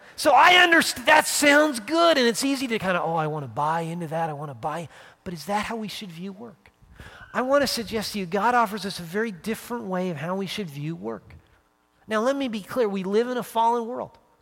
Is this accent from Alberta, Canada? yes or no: yes; Calgary, Alberta, Canada; moved away as an adult; now in United States; being back sort of where I grew up, my home and native land